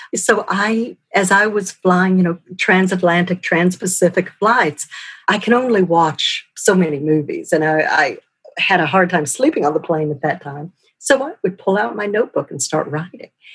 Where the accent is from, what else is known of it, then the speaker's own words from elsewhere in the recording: Texas, United States; moved away as an adult; also born or lived in Boston / Los Angeles; I grew up in Texas